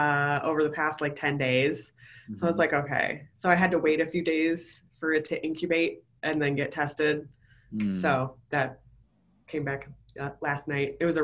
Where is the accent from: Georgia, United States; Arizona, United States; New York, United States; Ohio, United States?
New York, United States; Buffalo; I'm from Buffalo.